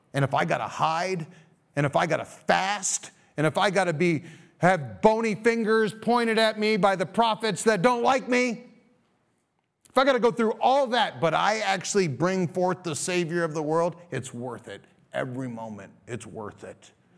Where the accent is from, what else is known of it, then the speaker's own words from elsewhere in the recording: United States; as American Christians